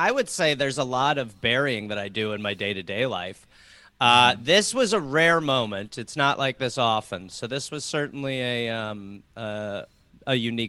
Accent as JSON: {"language": "English", "country": "United States", "said": "I'm an American."}